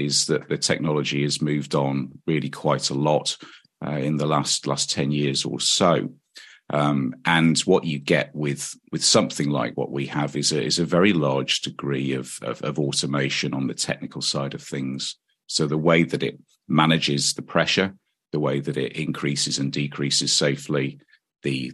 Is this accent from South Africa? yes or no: no; United Kingdom; moved away as an adult; also born or lived in Sheffield, United Kingdom; now in New Zealand; I'm not a Kiwi. Well, I am now, but not by birth. So I originate from the UK